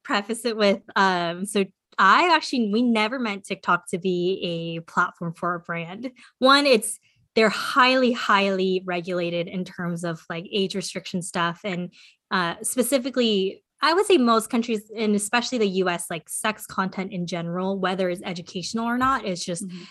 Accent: California, United States; also born or lived in South Korea; I was born in California

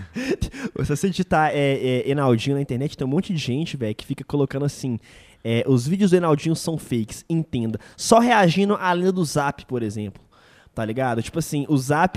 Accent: Belo Horizonte, Minas Gerais, Brazil; de Belo Horizonte, minha terra

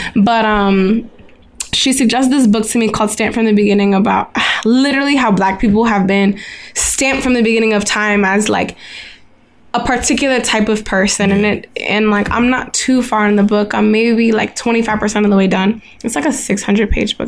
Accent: United States; me being American

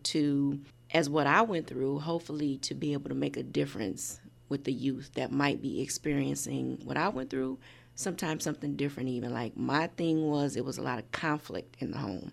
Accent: Michigan City, Indiana, United States; also born or lived in Chicago; I'm from Michigan City, such a small town

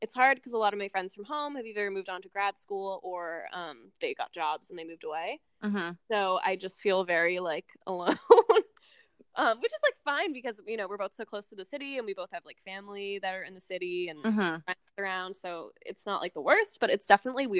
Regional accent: Maplewood, New Jersey, United States; I'm from Maplewood, which is a small town about, like, an hour from Ariana and about 40 minutes from the city

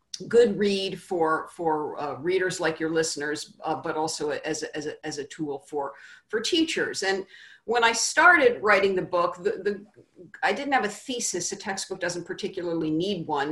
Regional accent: Virginia, United States; Virginia, which is my, my home state

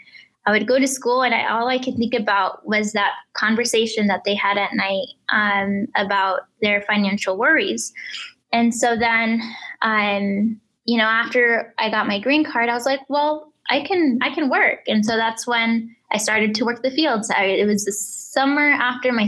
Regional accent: Mitchell, Nebraska, United States; English is a second language; also born or lived in Reynosa, Tamaulipas, Mexico; I was born in Reynosa, Tamaulipas, Mexico. My family and I, we immigrated to Mitchell, Nebraska, which is just 7 miles from Scotts Bluff, when I was 5 years old in 2000.

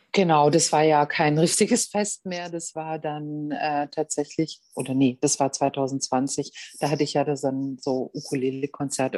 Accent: Germany

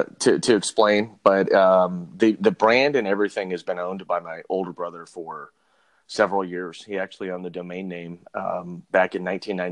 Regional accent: Las Vegas, Nevada, United States; also born or lived in Hawaii; Was born in Hawaii. And we moved before I turned three and moved out to Las Vegas.

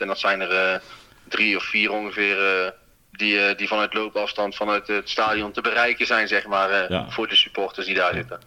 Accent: Breda, North Brabant, Netherlands; In Haagse Beemden ben ik geboren

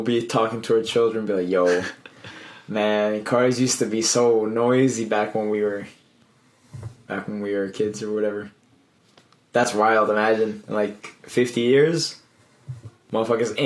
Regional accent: Colombia; moved away; I grew up in Colombia

